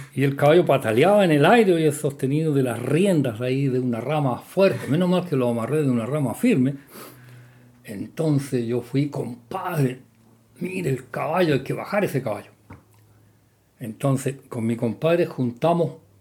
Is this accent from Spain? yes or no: no; Chile; la cocina de las casas de mi pueblo campanario era una piececita aparte